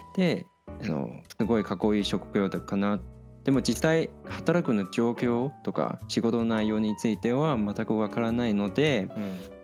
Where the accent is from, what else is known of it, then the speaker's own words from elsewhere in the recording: Taiwan; 台湾人として